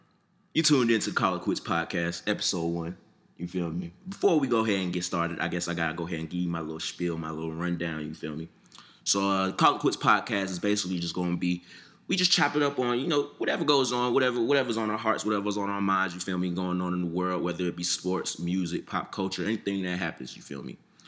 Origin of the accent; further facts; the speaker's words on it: Atlanta, Georgia, United States; also born or lived in Ohio; I don't necessarily sound like an Atlanta nigga, I'm from Atlanta. I done been here since I was, what, about 4 or 5 years old